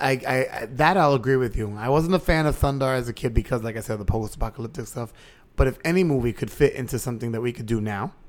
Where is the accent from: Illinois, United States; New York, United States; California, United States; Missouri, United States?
New York, United States; New York City; as a kid growing up in the Bronx, it looked like that.